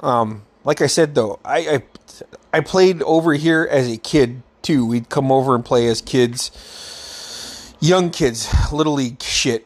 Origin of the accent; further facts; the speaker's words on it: Metlakatla, Alaska, United States; When I was a kid, growing up in Metlakahtla